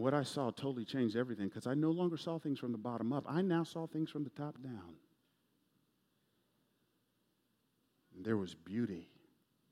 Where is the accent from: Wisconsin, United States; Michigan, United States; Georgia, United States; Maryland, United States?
Georgia, United States; Atlanta; I grew up in Atlanta, home of the world champion Braves